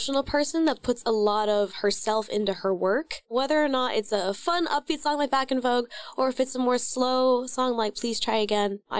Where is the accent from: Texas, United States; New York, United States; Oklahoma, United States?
Oklahoma, United States; Oklahoma, my home state that, you know, raised me